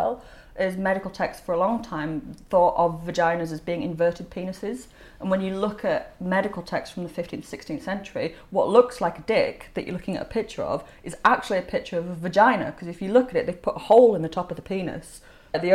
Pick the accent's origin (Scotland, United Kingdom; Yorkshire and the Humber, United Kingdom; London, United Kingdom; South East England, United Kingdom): Yorkshire and the Humber, United Kingdom; Leeds; I'm from Leeds